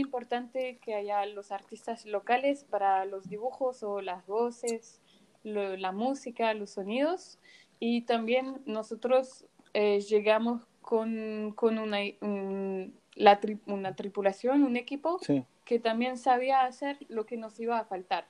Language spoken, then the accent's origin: Spanish; Paris, Île-de-France, France; soy de París